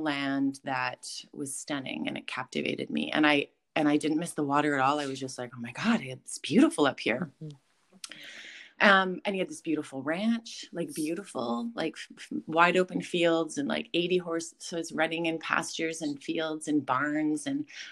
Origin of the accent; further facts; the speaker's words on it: Sunshine Coast, British Columbia, Canada; I grew up here on the Sunshine Coast, so I lived in West Seashell at the time.